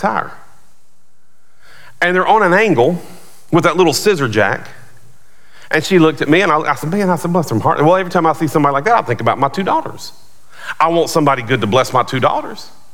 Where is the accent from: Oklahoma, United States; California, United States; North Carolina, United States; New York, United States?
North Carolina, United States; outside of Charlotte; moved away; where I grew up outside of Charlotte, Bojangles was big.